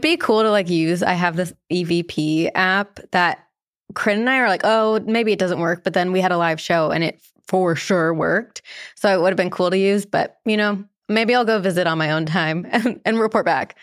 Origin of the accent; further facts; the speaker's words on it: New Jersey, United States; I grew up in New Jersey